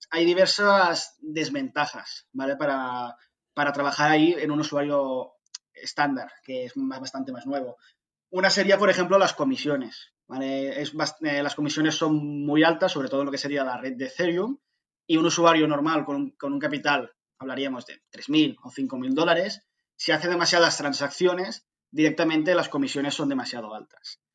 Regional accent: Barcelona, Catalonia, Spain; soy de Barcelona

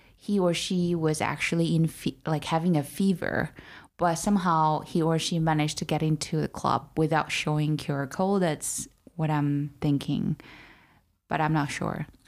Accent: Urumqi, Xinjiang, China; born or raised there; now in Beijing, China

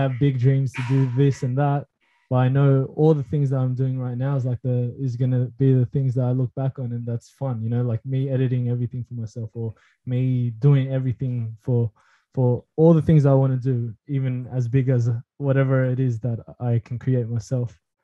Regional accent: Philippines; I'm Filipino

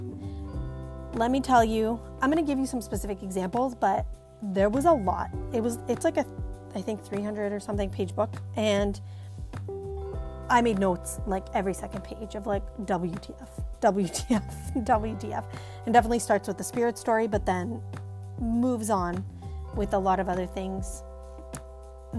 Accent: Bosnia & Herzegovina; moved away; me growing up in Bosnia

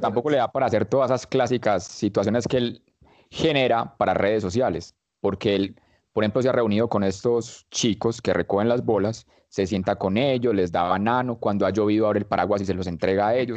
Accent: Colombia; como decimos acá en Colombia

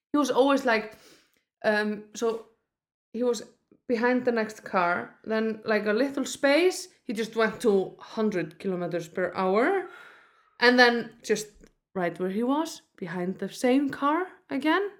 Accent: Iceland; I grew up in Iceland

